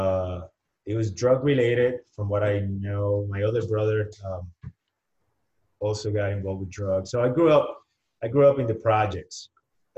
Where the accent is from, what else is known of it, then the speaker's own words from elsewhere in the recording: Humacao, Puerto Rico; first language Spanish; English is a second language; moved away as an adult; also born or lived in San Juan, Puerto Rico; now in Arizona, United States; I'm born and raised in Puerto Rico